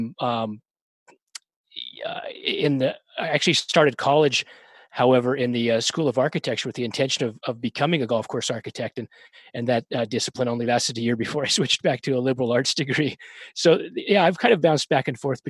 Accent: Colorado, United States; moved away; also born or lived in Florida; I moved from Colorado where I grew up and played golf

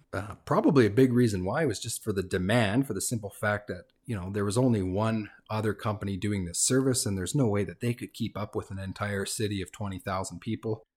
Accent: Fort St. John, British Columbia, Canada; moved away as an adult; also born or lived in Vancouver; So Fort Saint John's, small town, it's about twenty, twenty-five thousand people. Uh, I was born in Vancouver, but that's where I grew up.

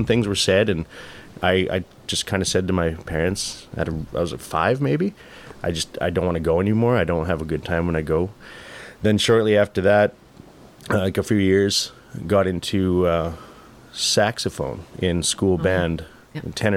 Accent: Regina, Saskatchewan, Canada; also born or lived in Quebec; as soon as I moved home, I moved in with my my best friend

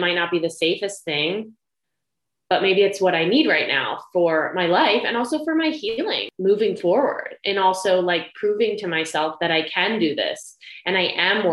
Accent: Ohio, United States; moved away; I'm from Ohio

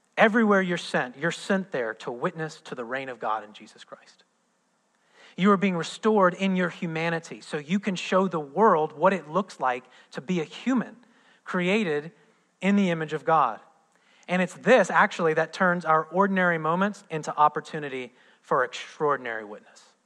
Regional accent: Midwest, United States; moved away; I'm from the Midwest

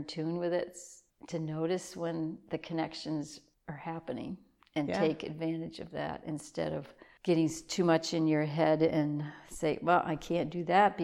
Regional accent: South China, Maine, United States; born or raised there; moved away as an adult; also born or lived in Bangor, Maine / Alaska / Yukon; now in Newry, United States

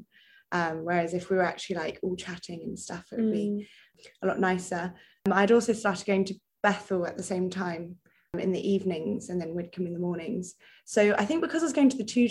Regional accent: North Devon, South West England, United Kingdom; moved away as an adult; now in Bath, United Kingdom; I'm from North Devon originally, by the sea

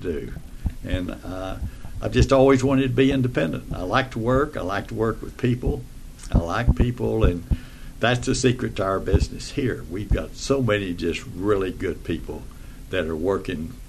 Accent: Texas, United States; moved away as an adult; now in Orlando, United States; I'm from Texas, a little town in the country in Texas, and brought up in probably the best time of life in this country, in the 40s and 50s

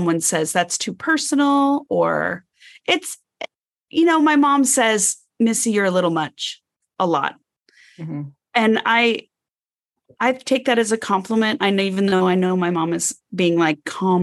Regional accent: Arizona, United States; I grew up in Arizona and lived with my mom and stepdad

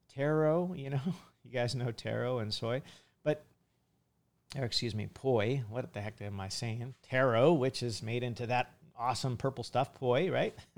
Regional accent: California, United States; now in Hawaii, United States; in California, as a kid, I used to go to some of the Asian markets

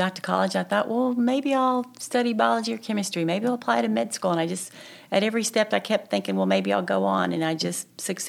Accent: Little Rock, Arkansas, United States; also born or lived in Hot Springs; now in Conway, United States; I grew up in Little Rock, and that's where I went to med school and did my residencies. And when I graduated from the anesthesia program, I was in Hot Springs briefly, and then I came to Conway to take this job.

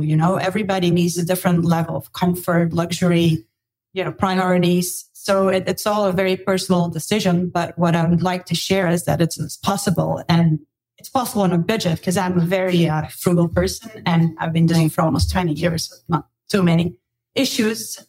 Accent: Belgium; moved away as an adult; also born or lived in Australia / United States; I grew up in Belgium, lived in Belgium, studied in Belgium, worked in Belgium for a while

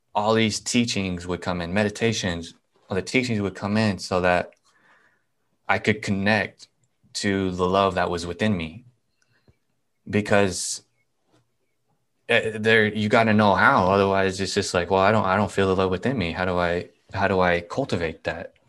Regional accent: Nebraska, United States; I'm from Nebraska

